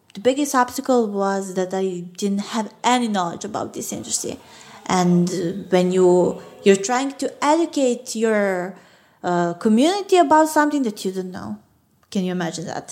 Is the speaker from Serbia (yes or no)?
yes; Belgrade, Serbia; English is a second language; I'm from, from Belgrade